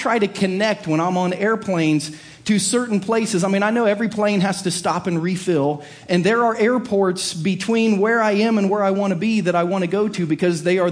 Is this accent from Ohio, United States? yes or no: yes; Southern Ohio, United States; growing up in Southern Ohio